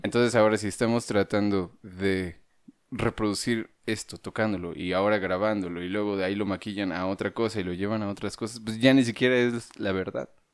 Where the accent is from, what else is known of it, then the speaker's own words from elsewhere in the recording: Dolores Hidalgo, Guanajuato, Mexico; moved away as an adult; also born or lived in China; vengo de Guanajuato